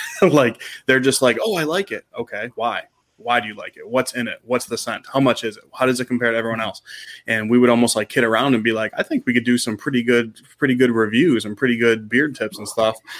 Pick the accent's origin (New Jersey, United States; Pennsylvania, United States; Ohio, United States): Ohio, United States; Cleveland; born and raised in the Cleveland area